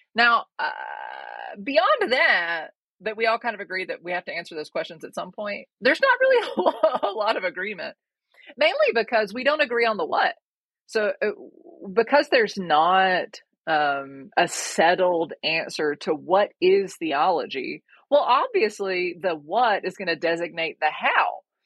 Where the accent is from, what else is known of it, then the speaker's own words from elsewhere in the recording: Georgia, United States; moved away as an adult; also born or lived in North Africa; I'm originally from Georgia. I did my undergrad at the University of Georgia